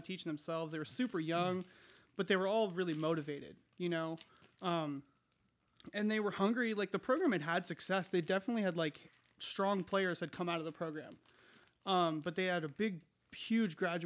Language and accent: English; Williamsport, Pennsylvania, United States; moved away as an adult; also born or lived in Fairfax County, Virginia; I'm from Williamsport. It was one high school fed by one pyramid.